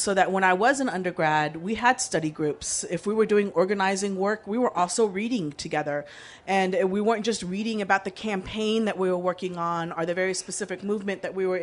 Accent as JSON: {"language": "English", "region": "Texas", "country": "United States", "tie": "born or raised there", "said": "I grew up in Texas"}